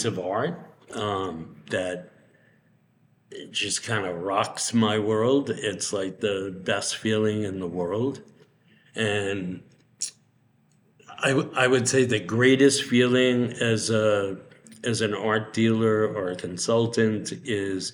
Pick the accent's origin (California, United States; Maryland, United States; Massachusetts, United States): Massachusetts, United States; Medford; now in Palm Springs, United States; I grew up in Medford, Massachusetts, which was maybe 5 miles north of Boston